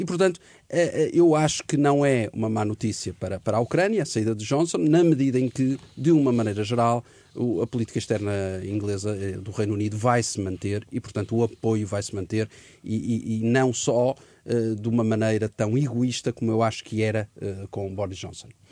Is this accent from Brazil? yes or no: no; Portugal; como português